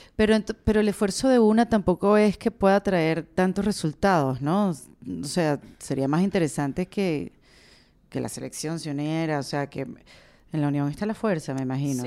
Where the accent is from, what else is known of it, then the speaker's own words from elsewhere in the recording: Venezuela; somos venezolanos